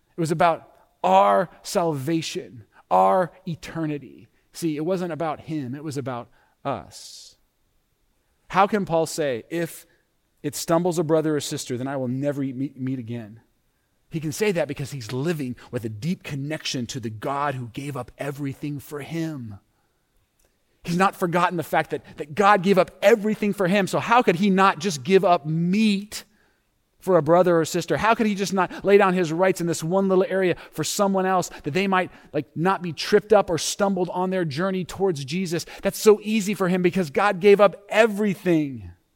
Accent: United States; we as American Christians

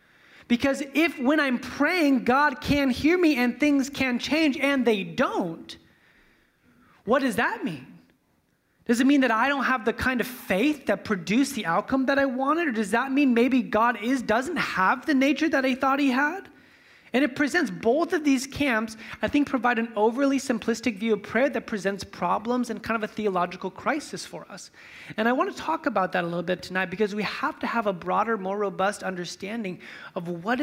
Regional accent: Fresno, California, United States; You know, like I'm from Fresno, so we'll see like, you know, how close I can get.

